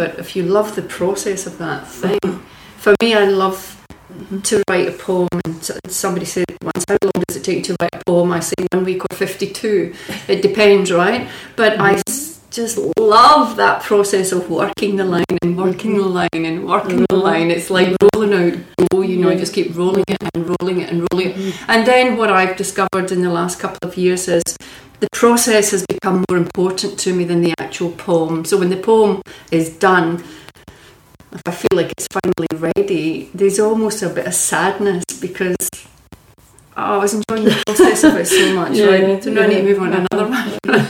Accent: Scotland, United Kingdom; I come from Lanarkshire.

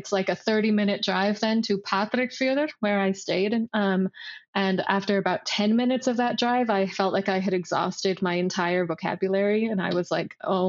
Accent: West Coast of the US, United States; first language English; moved away as an adult; now in Iceland; growing up on the West Coast of the US

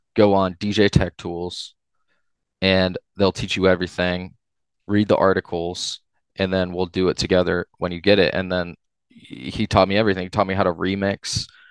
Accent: Upper Arlington, Ohio, United States; I grew up in Upper Arlington, went to school all throughout my growing up in U

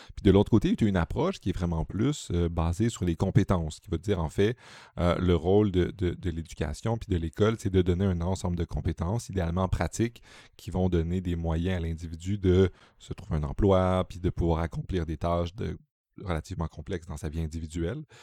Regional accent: Quebec, Canada; je viens du Québec

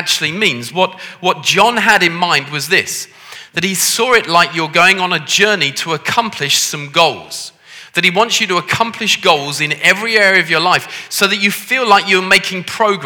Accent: Liverpool, North West England, United Kingdom; As you can tell from the way that I talk with my posh accent, I come from Liverpool

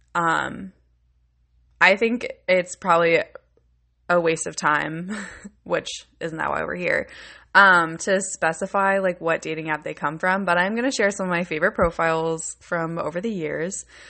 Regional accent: Buffalo, New York, United States; I'm from Buffalo, New York

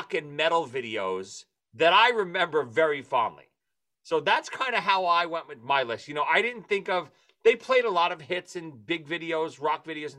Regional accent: New York City, New York, United States; when we grew up in Brooklyn, we didn't have cable when we grew up as kids. Our neighborhood in Brooklyn

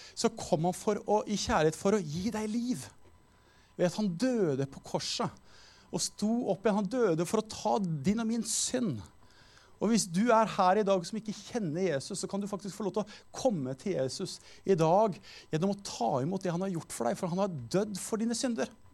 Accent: Skien, Telemark, Norway; Jeg er jo fra Skien.

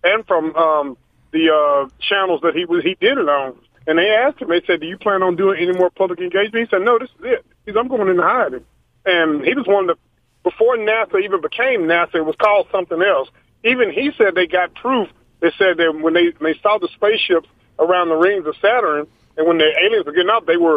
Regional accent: United States; I was born here in America out of generations, that's my home

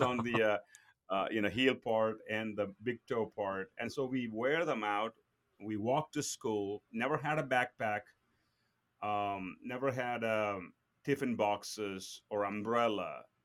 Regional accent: southern India, India; moved away as an adult; I was born and brought up in India

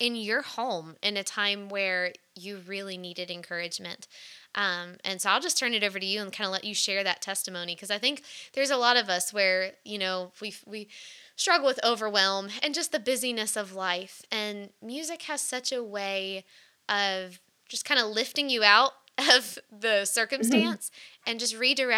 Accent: Virginia, United States; we kind of grew up in the same area, both growing up in Virginia.

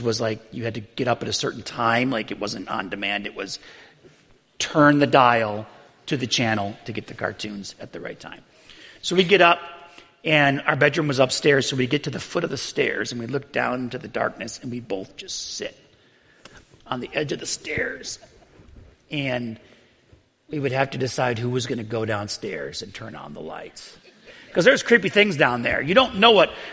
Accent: Buffalo, New York, United States; I grew up in Buffalo, New York

